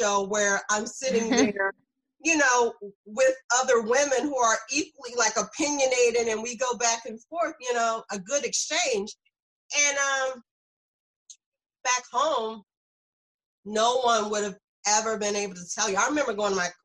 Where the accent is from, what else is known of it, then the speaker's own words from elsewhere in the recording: South Carolina, United States; moved away as an adult; now in New Jersey, United States; I'm from South Carolina.